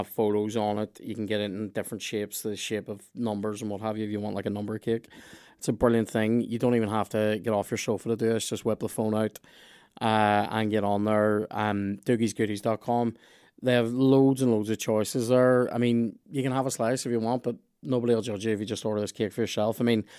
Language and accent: English; Lurgan, Northern Ireland, United Kingdom; I'm from Lurgan. You know what I mean?